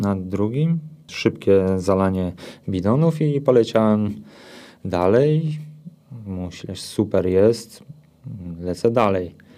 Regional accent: Boguszów-Gorce, Lower Silesian Voivodeship, Poland; moved away as an adult; now in Sosnówka, Poland; Ja pochodzę z Boguszowa Gorc ogólnie, a od trzynastu lat mieszkam w Sosnówce obok Karpacza

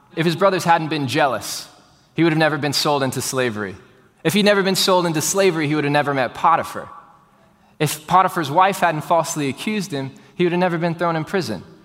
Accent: Houston, Texas, United States; born and raised in Houston, Texas, like I was

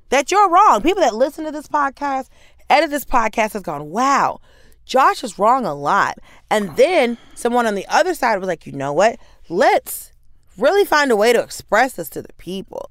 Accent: Norcross, Georgia, United States; born or raised there; moved away; also born or lived in Atlanta

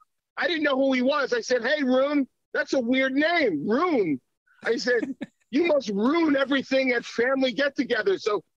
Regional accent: Long Island, New York, United States; growing up in New York, which is where I grew up in Long Island first during the Islanders Four Cup administration back in the cusp of the 70s and 80s. That's where I grew up. And then in New York City

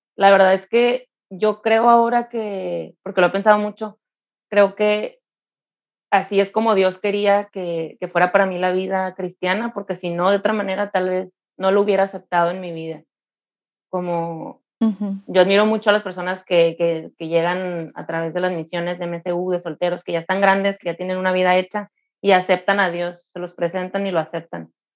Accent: Mexicali, Baja California, Mexico; soy de Mexicali

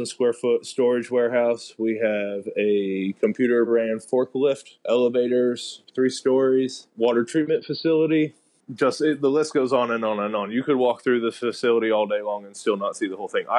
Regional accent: Lawrence, Kansas, United States; moved away as an adult; also born or lived in Denver, Colorado; now in Puerto Rico; I'm from Lawrence, Kansas

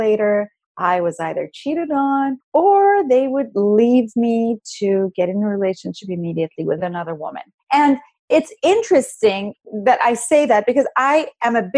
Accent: Iran; now in United States; I'm Iranian American, I come from a totally different culture. You know, we don't have dating in our culture in Iran, or at least back when I grew up.

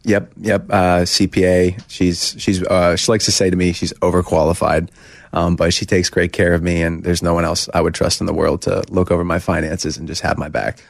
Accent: Hershey, Pennsylvania, United States; I grew up going to, uh, Hershey Bears games 'cause I'm from Hershey

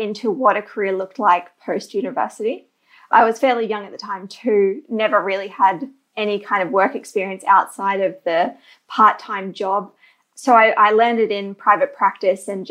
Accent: Queensland, Australia; also born or lived in Canada; I'm from Queensland in Australia, which is notably sunny for most of the year

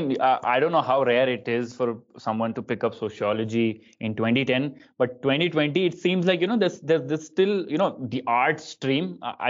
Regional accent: Bangalore, Karnataka, India; I grew up in Bangalore

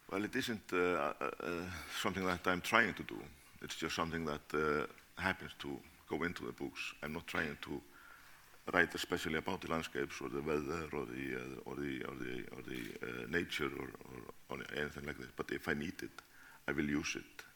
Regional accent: Reykjavik, Capital Region, Iceland; Yeah, I was born in Reykjavik.

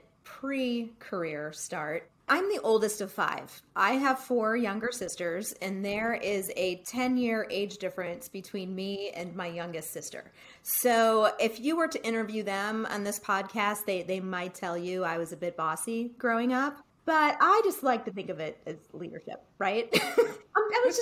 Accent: Cleveland, Ohio, United States; I grew up in Cleveland and I would live at home during the summers

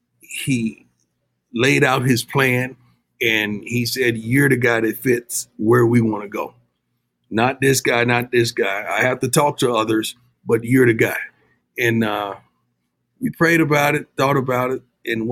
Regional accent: Florida, United States; now in Texas, United States; You know, I'm from the South, man. You know, I grew up in Florida, reside in Texas

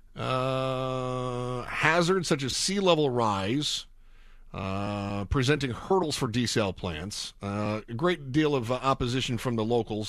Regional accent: Midwest, United States; moved away as an adult; also born or lived in Kansas / Phoenix; now in Southern California, United States; I grew up in the Midwest

